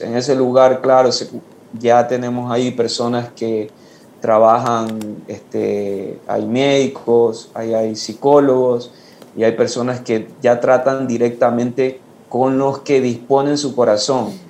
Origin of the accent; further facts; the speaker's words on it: Ecuador; now in Guayaquil, Ecuador; regresé a mi pueblo donde nací, que es una parroquia